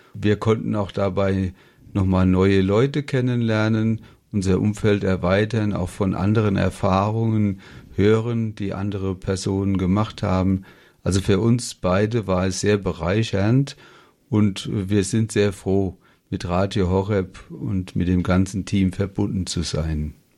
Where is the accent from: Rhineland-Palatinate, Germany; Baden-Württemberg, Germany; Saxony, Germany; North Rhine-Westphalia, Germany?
Rhineland-Palatinate, Germany; Ober-Olm; Wir kommen ja aus Oberolm bei Mainz